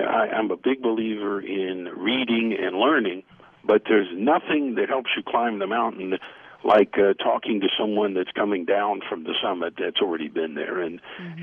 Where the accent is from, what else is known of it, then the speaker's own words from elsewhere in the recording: United States; I'm an American